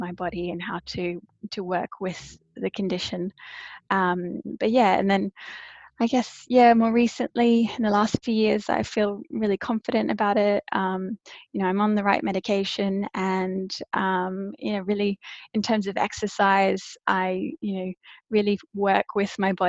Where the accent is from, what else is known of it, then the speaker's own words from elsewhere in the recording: Brisbane, Queensland, Australia; also born or lived in South Africa; now in London, United Kingdom; I grew up in Brisbane in Australia